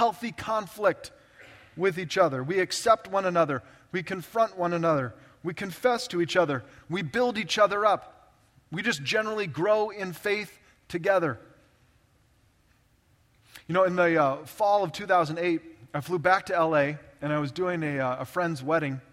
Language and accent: English; Orange County, California, United States; I grew up in Orange County, California, just south of Los Angeles, the OC